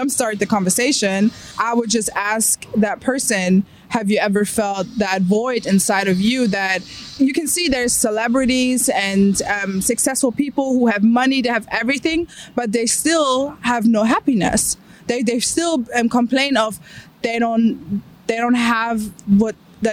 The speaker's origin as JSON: {"language": "English", "country": "Germany", "tie": "born or raised there", "moved": "yes", "said": "I grew up being agnostic because of all the science and all how I grew up in Germany"}